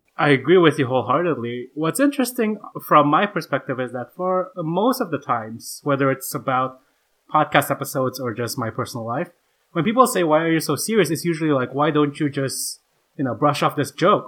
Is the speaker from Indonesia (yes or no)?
yes; Indonesia; born or raised there; moved away as an adult